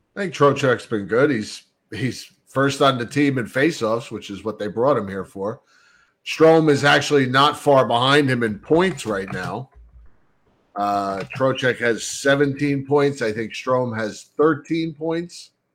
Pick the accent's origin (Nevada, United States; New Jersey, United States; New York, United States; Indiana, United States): New Jersey, United States; Bayonne; Growing up in Bayonne, we didn't have fireplaces, so the Yule log was all we had